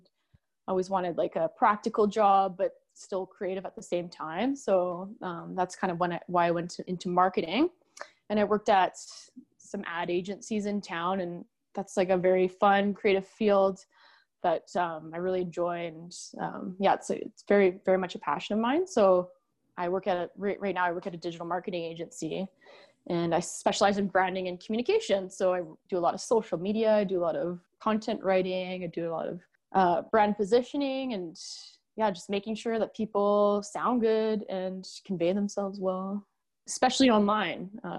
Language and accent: English; Edmonton, Alberta, Canada; we're both from Edmonton, Alberta, Canada.